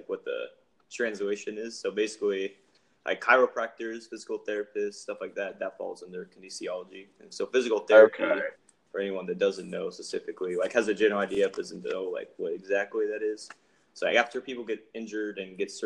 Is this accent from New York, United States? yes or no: no; Reno, Nevada, United States; I'm from Reno, which I guess we're all from.